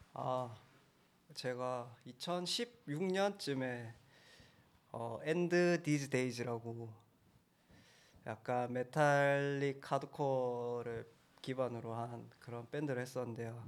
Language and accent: Korean; Busan, South Korea; 부산에서 왔습니다.